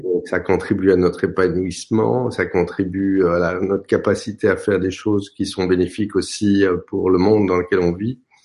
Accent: France; je suis français

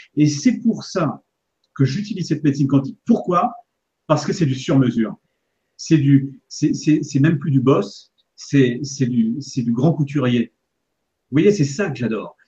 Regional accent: Paris, Île-de-France, France; now in Annecy, France; Pour retrouver justement mes racines, vous voyez, en fait, pour retrouver mon terroir, parce que je suis parisien au départ

